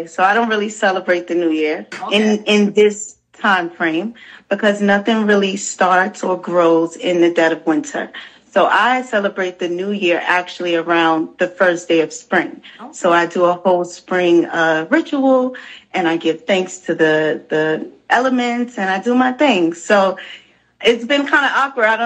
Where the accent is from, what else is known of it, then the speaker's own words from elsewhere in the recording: New York City, New York, United States; I'm born and raised in the Bronx.